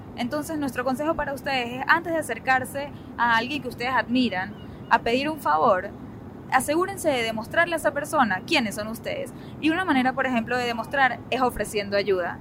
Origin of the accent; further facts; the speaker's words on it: Venezuela; moved away as an adult; now in United States; nosotros venimos de Venezuela